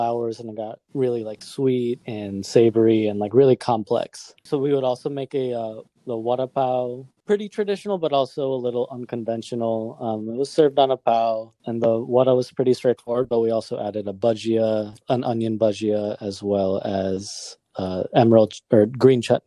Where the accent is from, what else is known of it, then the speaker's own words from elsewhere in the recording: Springfield, Illinois, United States; also born or lived in Changanacherry, Kerala, India; In Springfield, Illinois, by way of Kerala. I was born in Changanashery and we moved to Springfield when I was 6